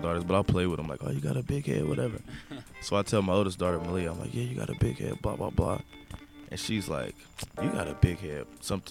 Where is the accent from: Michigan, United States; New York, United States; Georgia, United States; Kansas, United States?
Kansas, United States; also born or lived in Inglewood, California; I was born in Inglewood, actually. And then I stayed out there for a few months, maybe even up to a year. And I moved back to Kansas with my mom and my dad.